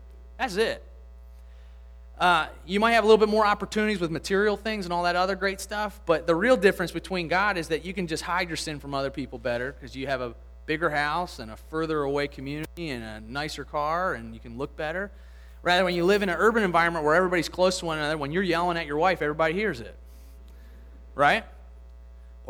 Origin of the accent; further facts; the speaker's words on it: Lutherville, Maryland, United States; now in Pen Lucy, Baltimore, United States; where I grew up in Lutherville